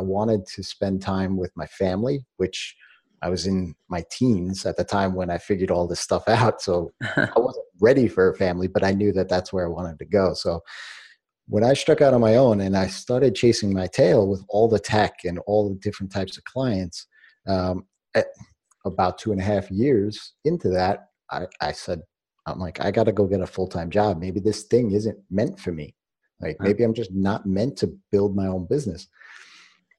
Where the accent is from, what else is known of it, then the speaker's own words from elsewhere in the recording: New York, United States; I was born in New York